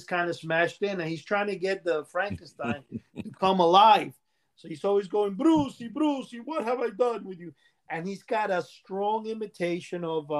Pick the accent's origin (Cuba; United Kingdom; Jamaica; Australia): Cuba; now in New York City, United States; In 1968, when I came here from Cuba, and I'm saying, you know, this is like, by 1969, we had cable TV in New York City.